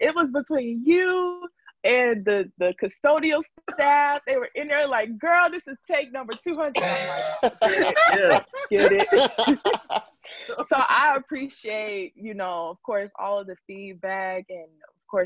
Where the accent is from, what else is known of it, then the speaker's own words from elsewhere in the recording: Atlanta, Georgia, United States; my hometown professional basketball team, you know, that I grew up watching